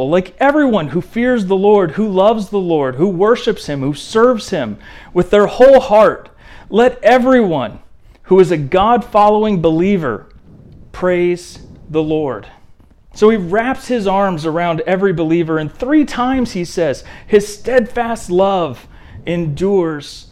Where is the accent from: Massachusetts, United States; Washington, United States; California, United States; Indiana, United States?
Indiana, United States; I remember growing up in Indiana.